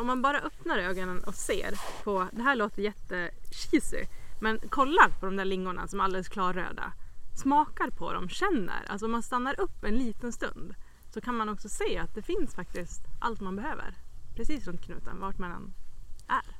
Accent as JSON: {"language": "Swedish", "town": "Västerås", "region": "Västmanland", "country": "Sweden", "moved": "yes", "lives_now": "Smedjebacken, Sweden", "said": "jag är ju inte från Smedjebacken utan jag är från Västerås egentligen"}